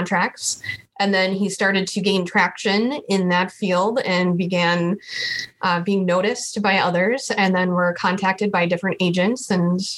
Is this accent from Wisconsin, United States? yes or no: yes; Oconomowoc, Wisconsin, United States; I grew up in Oconomowoc, Wisconsin, so not too far away